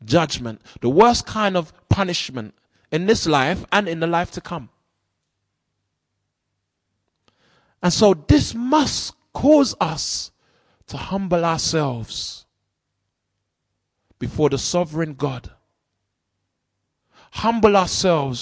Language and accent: English; London, United Kingdom; as a 14-year-old growing up in South London